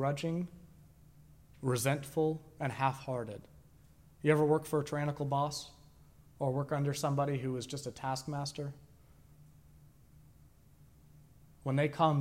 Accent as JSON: {"language": "English", "town": "Sanford", "country": "United States", "tie": "born or raised there", "said": "I was raised in Sanford."}